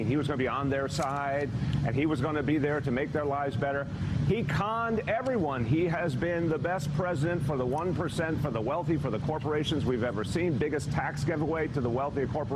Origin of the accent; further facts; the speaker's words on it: New York City, New York, United States; I'm a New Yorker.